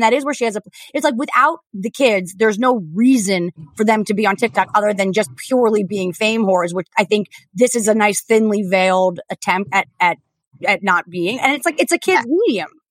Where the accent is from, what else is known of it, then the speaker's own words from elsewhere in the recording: New Jersey, United States; I'm from New Jersey. I'm not from Staten Island